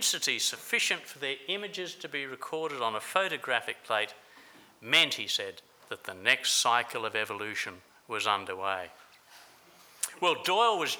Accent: Adelaide, South Australia, Australia; in Adelaide, South Australia, my hometown

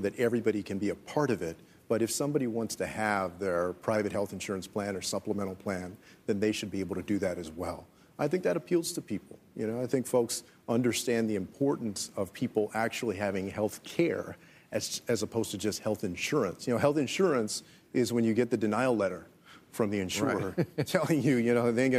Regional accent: Texas, United States; my home state of Texas

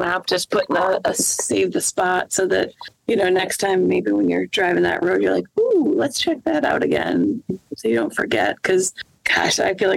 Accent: Massachusetts, United States; born or raised there

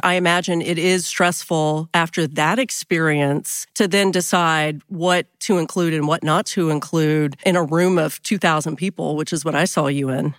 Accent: Texas, United States; we're from Texas

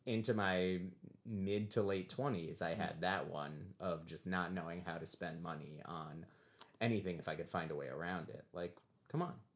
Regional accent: New York, United States; growing up as a New Yorker

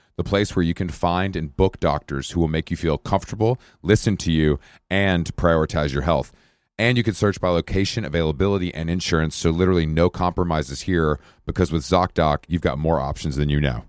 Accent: Atlanta, Georgia, United States; also born or lived in New York; now in Los Angeles, United States; I'm from Atlanta. I'm from the South

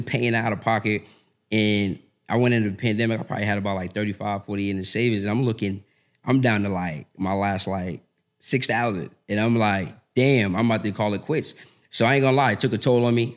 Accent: Boston, Massachusetts, United States; moved away as an adult; now in Atlanta, United States; born and raised in Boston.

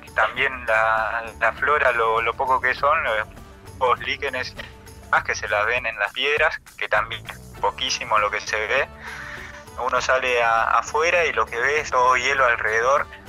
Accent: Chajarí, Entre Ríos, Argentina; yo de Chajarí, Entre Ríos. Nací ahí en la, ciudad de Entre Ríos

